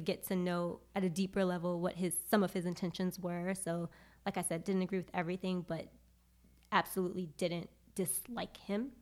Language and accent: English; New York City, New York, United States; moved away as an adult; also born or lived in Charlotte, North Carolina; I am from Brooklyn, New York